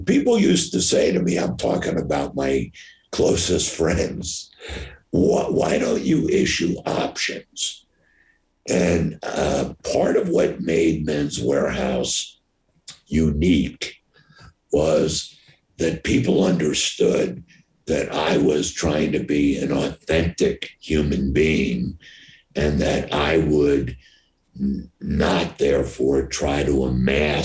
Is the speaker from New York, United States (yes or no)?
yes; New York, United States; I'm from New York, I opened every place in America until New York City